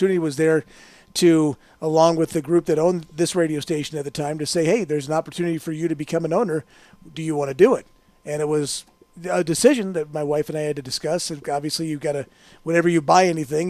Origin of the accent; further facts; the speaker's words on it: St. Louis, Missouri, United States; also born or lived in Aurora, Illinois; now in Las Vegas, United States; growing up in St. Louis, listening to Jack Buck